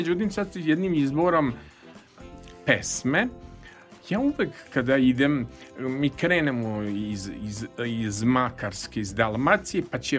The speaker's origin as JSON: {"language": "Croatian", "town": "Vršac", "region": "Vojvodina", "country": "Serbia", "also_born_or_lived": "Belgrade", "lives_now": "Novi Sad, Serbia", "said": "Jeste, ja sam iz Vršca"}